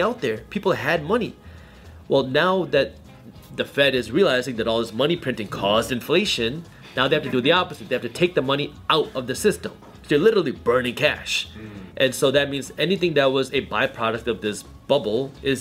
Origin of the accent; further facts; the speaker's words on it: Michigan, United States; English is a second language; I was born in America. I was born in Michigan